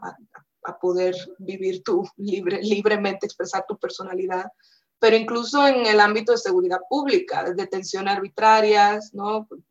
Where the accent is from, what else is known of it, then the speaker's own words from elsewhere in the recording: Dominican Republic; moved away as an adult; also born or lived in Costa Rica / United Kingdom; now in Mexico; por ser dominicana